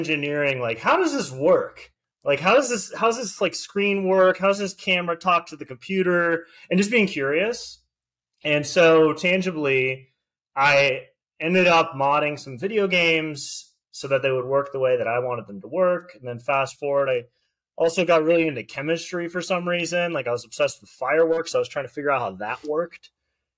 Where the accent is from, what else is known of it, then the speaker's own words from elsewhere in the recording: Delray Beach, Florida, United States; also born or lived in Boca Raton, Florida / Tallahassee, Florida; I grew up in basically Delray Beach, Florida